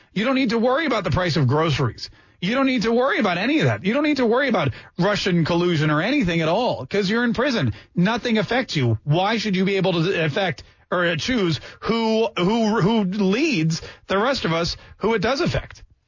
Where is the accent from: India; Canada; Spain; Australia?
Canada; also born or lived in Maryland, United States; now in United States; I was born in Canada and I came to this country